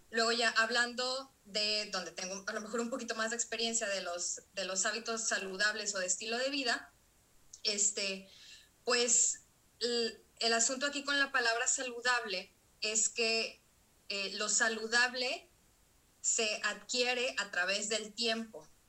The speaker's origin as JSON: {"language": "Spanish", "country": "Mexico", "also_born_or_lived": "Monterrey", "said": "soy una mujer mexicana"}